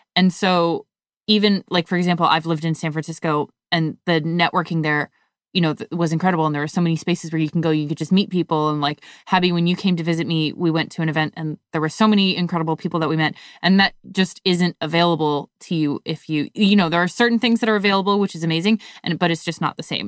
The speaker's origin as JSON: {"language": "English", "country": "Canada", "tie": "born or raised there", "said": "growing up in Canada"}